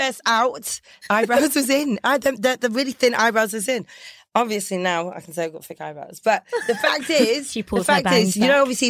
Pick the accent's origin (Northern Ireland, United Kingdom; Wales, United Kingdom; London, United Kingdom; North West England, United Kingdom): London, United Kingdom; So I grew up in northwest London.